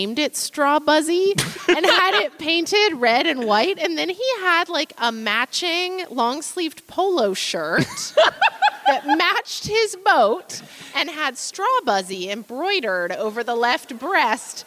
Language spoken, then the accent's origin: English; Oklahoma, United States; moved away as an adult; now in Seattle, United States; I grew up in Oklahoma